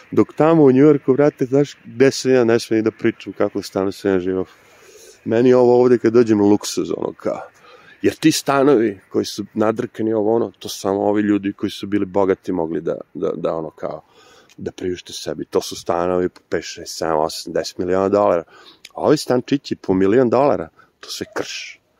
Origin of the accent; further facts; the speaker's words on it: New York, United States; now in Serbia; Na moju sreću ja dolazim iz Njorka koji je prilično hladan, tako da mi ovo što ljudi ovde kažu hladno uopšte nije hladno.